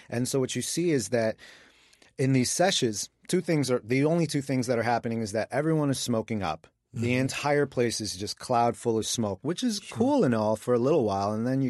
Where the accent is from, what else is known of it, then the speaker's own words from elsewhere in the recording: Queens, New York, United States; You know, Mike and I are both native New Yorkers. I grew up in Queens, Mike in the Bronx.